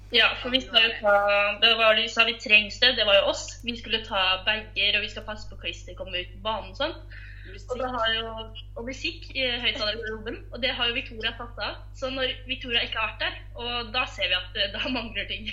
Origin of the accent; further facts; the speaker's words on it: Larvik, Vestfold, Norway; Jeg kommer fra Larvik